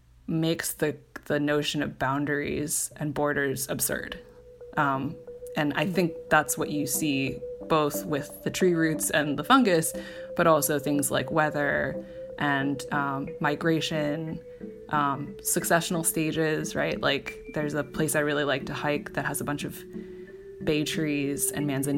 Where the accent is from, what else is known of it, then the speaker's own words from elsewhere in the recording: Cupertino, California, United States; growing up in the Bay Area